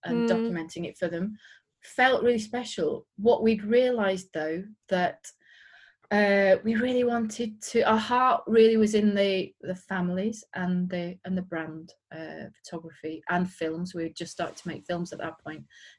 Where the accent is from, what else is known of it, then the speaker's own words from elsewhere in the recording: Yorkshire and the Humber, United Kingdom; now in West Yorkshire, United Kingdom; I'm from around here. I'm in West Yorkshire. I grew up in North Yorkshire.